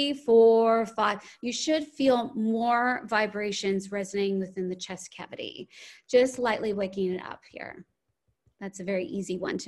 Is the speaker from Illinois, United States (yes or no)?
yes; Chicago, Illinois, United States; also born or lived in Los Angeles; So I grew up in Chicago and then I lived in Los Angeles for a while. And then I moved here 15 years ago.